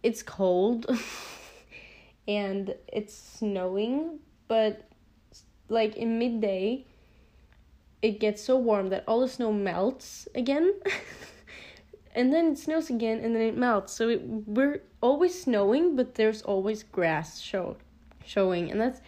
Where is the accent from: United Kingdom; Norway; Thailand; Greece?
Norway; English is a second language; I am a 16-year-old girl from Norway